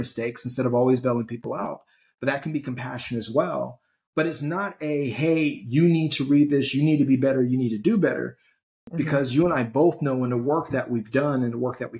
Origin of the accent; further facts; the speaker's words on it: Gary, Indiana, United States; growing up in Gary